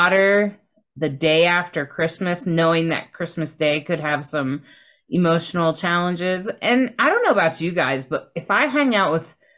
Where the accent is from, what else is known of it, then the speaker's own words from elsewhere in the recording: Delaware, United States; I grew up in Delaware